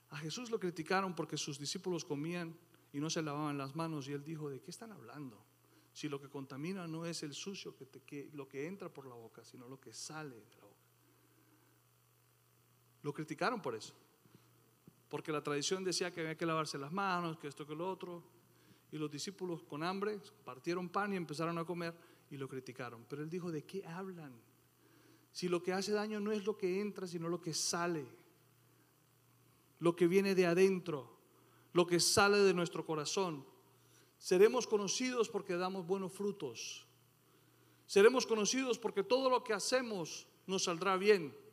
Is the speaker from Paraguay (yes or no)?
no; Colombia; moved away; Después de tanto tiempo que yo me vine de Colombia y volví buscando eso que extrañaba, me encontré que eso ya no existía.